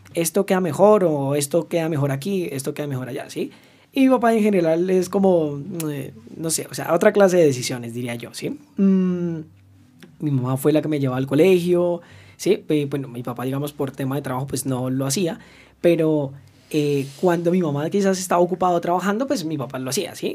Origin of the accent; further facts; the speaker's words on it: the Llanos, Arauca, Colombia; yo no soy de la capital, yo soy de Arauca, de los llanos